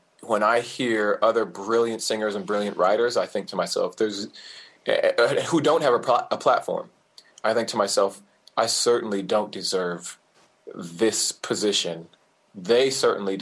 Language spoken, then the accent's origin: English; Orange County, California, United States; I'm from Orange County, California